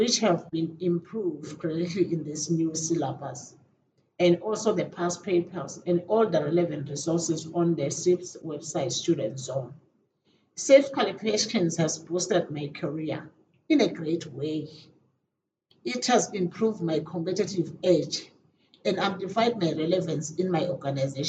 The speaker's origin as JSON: {"language": "English", "country": "Eswatini", "said": "from Eswatini."}